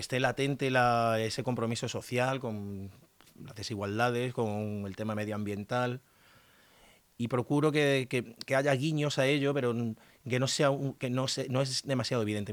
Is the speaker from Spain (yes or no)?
yes; Extremadura, Spain; por tierras extremeñas, por mi tierra